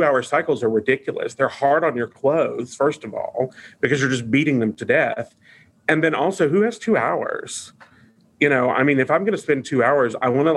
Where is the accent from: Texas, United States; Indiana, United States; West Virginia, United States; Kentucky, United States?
Kentucky, United States; Eastern; I grew up in Eastern Kentucky